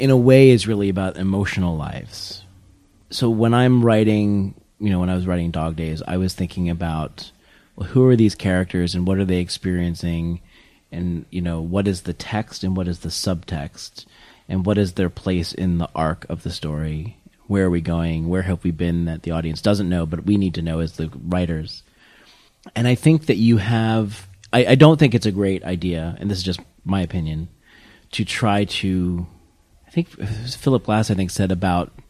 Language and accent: English; Warren County, New Jersey, United States; I'm from New Jersey